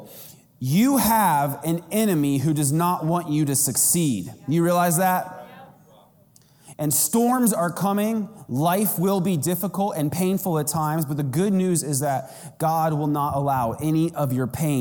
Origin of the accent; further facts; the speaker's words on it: Arizona, United States; I'm from Arizona.